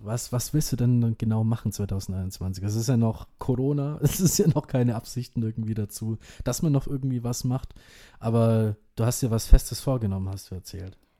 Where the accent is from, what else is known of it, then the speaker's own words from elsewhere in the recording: Indonesia; now in Germany; mein Geburtsland Indonesien